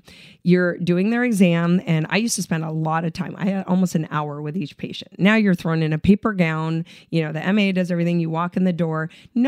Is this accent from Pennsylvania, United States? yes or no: no; Southern California, United States; I grew up in Southern California, but immigrant parents.